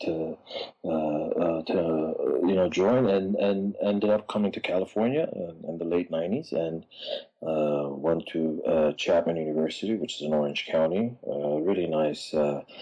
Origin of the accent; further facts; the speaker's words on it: Addis Ababa, Ethiopia; moved away as an adult; now in Los Angeles, United States; Born and raised in Addis Ababa, Ethiopia, 1975